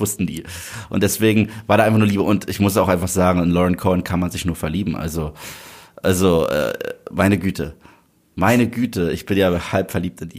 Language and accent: German; Germany